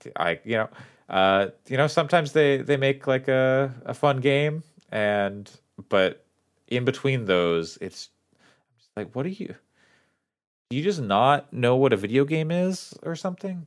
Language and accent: English; town across the river from Springfield, Oregon, United States; It's, it's the town across the river from my hometown